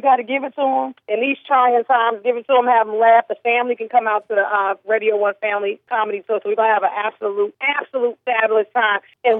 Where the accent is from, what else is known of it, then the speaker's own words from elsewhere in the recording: North New Jersey, United States; I'm an American girl from North New Jersey.